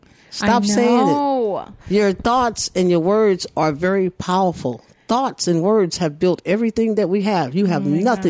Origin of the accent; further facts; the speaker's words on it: St. Louis, Missouri, United States; moved away as an adult; also born or lived in Riverside, California; now in California, United States; I'm originally from St. Louis, Missouri, the show me state.